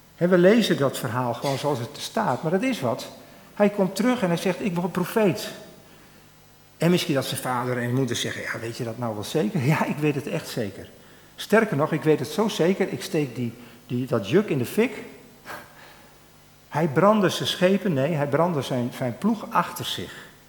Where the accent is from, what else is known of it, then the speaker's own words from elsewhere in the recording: Drachten, Friesland, Netherlands; ik ben opgegroeid in Drachten